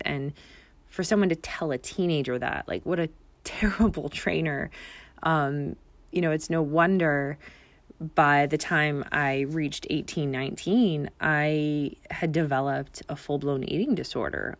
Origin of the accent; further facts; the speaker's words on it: Canada; moved away as an adult; now in Bermuda; my father's Bermudian, and I grew up in Canada